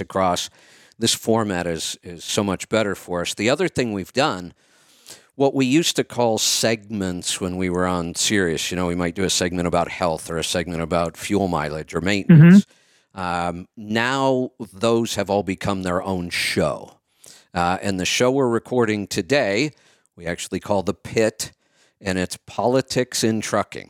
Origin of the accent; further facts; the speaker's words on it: Northeast Ohio, United States; moved away; I grew up in Northeast Ohio